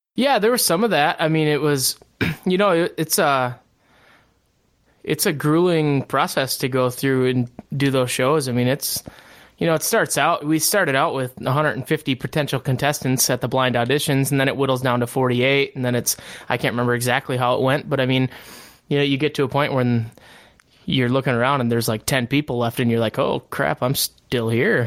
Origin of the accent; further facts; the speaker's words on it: Barron, Wisconsin, United States; I grew up in Barron, Wisconsin, and all of our families here